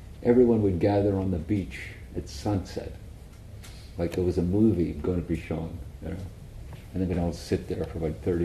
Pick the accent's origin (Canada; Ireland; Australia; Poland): Ireland; where I grew up in Ireland